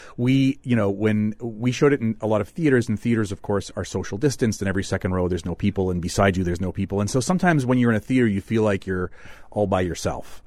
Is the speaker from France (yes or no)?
no; Manitoba, Canada